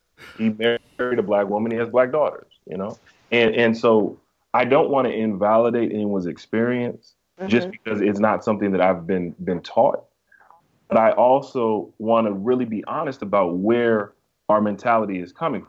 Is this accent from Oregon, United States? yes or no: no; Greensboro, North Carolina, United States; So basically, I'm from Greensboro, North Carolina. I was raised in the South.